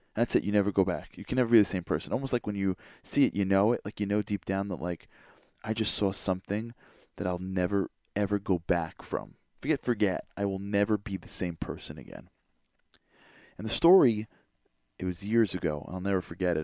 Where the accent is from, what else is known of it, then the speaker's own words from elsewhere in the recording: United States; as an American